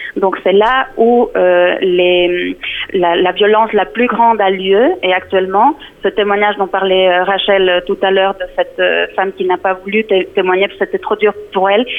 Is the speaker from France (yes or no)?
no; Mexico; now in Switzerland; je suis originaire euh, du Mexique